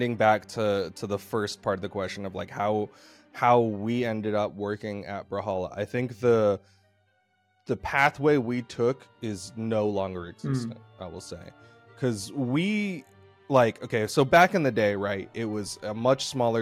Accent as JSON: {"language": "English", "region": "Texas", "country": "United States", "moved": "as an adult", "lives_now": "Georgia, United States", "said": "we're from Texas"}